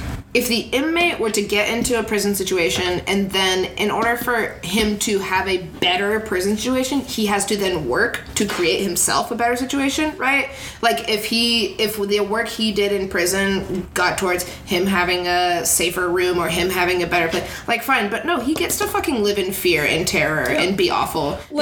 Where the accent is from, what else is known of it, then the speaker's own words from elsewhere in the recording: Texas, United States; I'm from Texas.